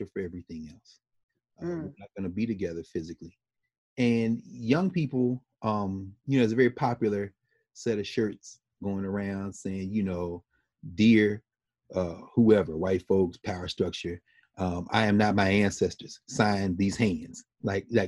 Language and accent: English; Nashville, Tennessee, United States; Nashville, Tennessee, of course, my hometown